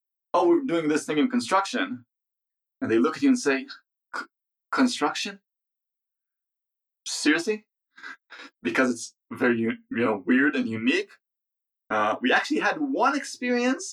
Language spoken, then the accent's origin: English; Israel; we're software people from Israel.